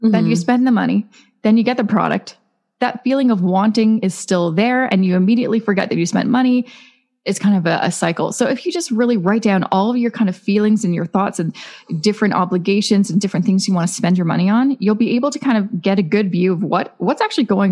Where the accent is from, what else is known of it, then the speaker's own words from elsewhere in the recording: Vancouver, British Columbia, Canada; moved away as an adult; now in Toronto, Canada; I'm originally from Vancouver, now I live in Toronto, two of the most expensive cities in Canada.